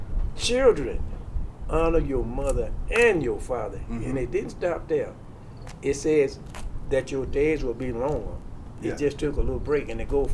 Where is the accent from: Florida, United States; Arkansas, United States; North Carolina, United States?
Arkansas, United States; now in Tucson, United States; I'm from Arkansas.